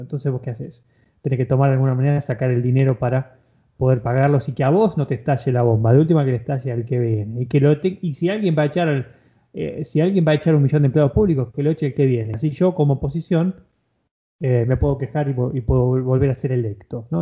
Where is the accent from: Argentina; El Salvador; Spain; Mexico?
Argentina; yo como argentino